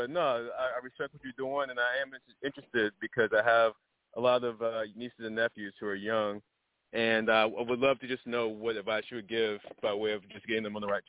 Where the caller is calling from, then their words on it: New York City, New York, United States; calling from New York City.